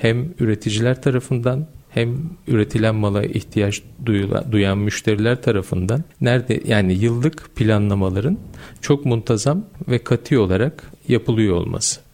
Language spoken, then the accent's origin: Turkish; Gölcük, Kocaeli, Turkey; 1973 Gölcük Kocaeli doğumluyum.